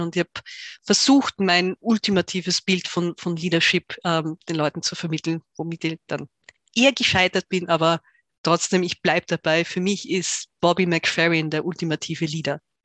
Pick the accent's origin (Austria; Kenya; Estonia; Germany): Austria; Tyrol; ich bin Tirolerin, in Tirol aufgewachsen